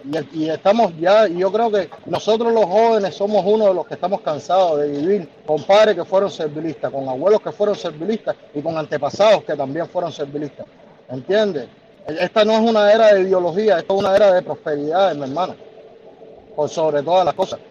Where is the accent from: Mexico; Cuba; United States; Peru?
Cuba; Havana; moved away as an adult; Yo me crié en San Leopoldo, en medio de drogadictos